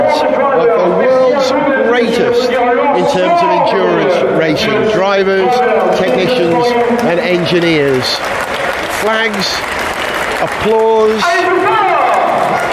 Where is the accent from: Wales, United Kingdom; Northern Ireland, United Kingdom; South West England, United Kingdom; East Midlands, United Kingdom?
Wales, United Kingdom; as a Welshman